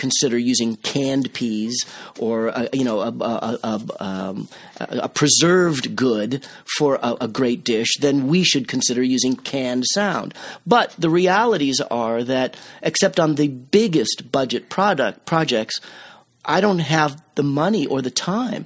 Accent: Cape Cod, Massachusetts, United States; also born or lived in Boston; I grew up on Cape Cod

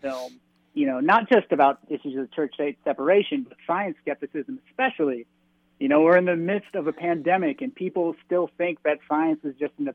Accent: United States; now in Europe; I am American

